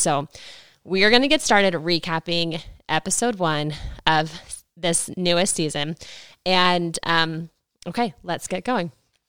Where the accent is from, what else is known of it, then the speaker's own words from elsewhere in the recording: Ohio, United States; also born or lived in Germany / Utah / California; I spent most of my years growing up in Ohio and Germany, so I didn't grow up in Utah, but I came to BYU for college, spent 4 years there.